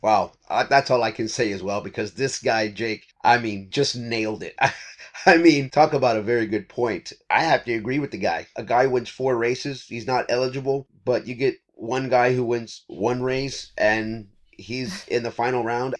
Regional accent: Texas, United States; We are in my home state of Texas.

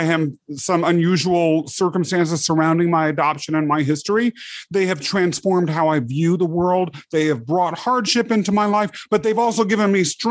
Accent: Topeka, Kansas, United States; also born or lived in England; They raised me mostly in the outskirts of the capital city of Kansas, Topeka

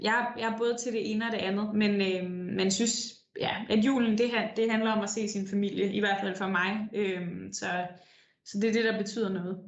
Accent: Denmark; now in Copenhagen, Denmark; der kom en flygtningelejr til den by, jeg voksede op i, og det betyder jo sindssygt meget i sådan en lille

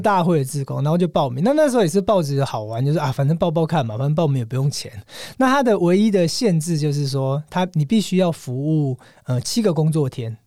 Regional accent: Taiwan; 我从台湾来的

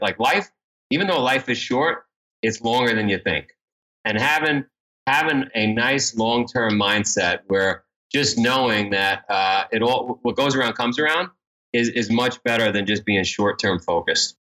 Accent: New York City, New York, United States; I grew up in Ground Zero, uh, for Goodfellow

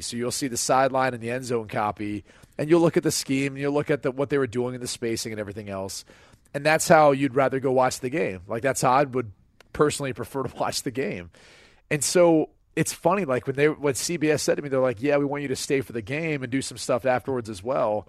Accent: Midwest, United States; I'm from the Midwest, came from a blue collar family

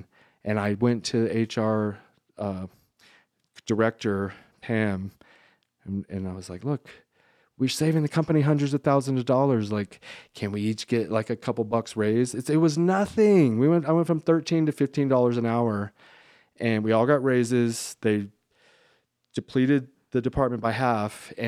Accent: San Antonio, Texas, United States; also born or lived in Georgia, United States / Southern California, United States; San Antonio and then Georgia and then Southern California and like back and forth between those cities and states.

